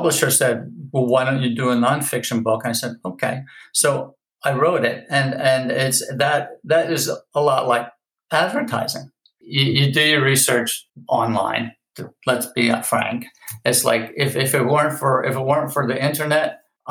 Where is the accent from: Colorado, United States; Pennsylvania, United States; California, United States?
Pennsylvania, United States; Philadelphia; also born or lived in Princeton area; now in Los Angeles, United States; I grew up in Philadelphia